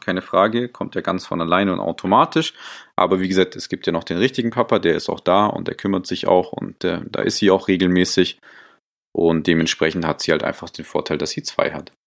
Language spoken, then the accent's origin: German; Stuttgart, Baden-Württemberg, Germany; moved away as an adult; now in Munich, Germany; komme aus München, gebürtig aber eher so aus äh, Stuttgart, die Ecke. Ähm, bin aber schon vor sechs Jahren hier nach München gekommen